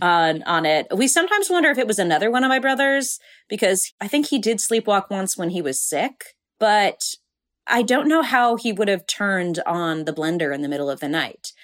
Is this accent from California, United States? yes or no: yes; Burbank, California, United States; I grew up in Burbank, California